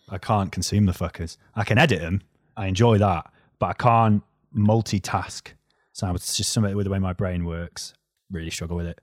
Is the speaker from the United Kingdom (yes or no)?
yes; North Wales, United Kingdom; accent: North Wales; moved away as an adult; now in England; listen to my accent, right? North Wales